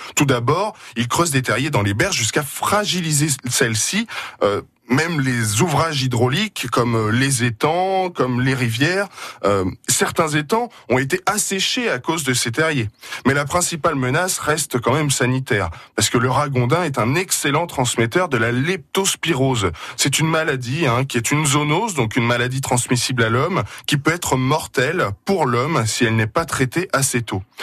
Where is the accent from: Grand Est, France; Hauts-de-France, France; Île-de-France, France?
Grand Est, France; Moselle; chez nous en Moselle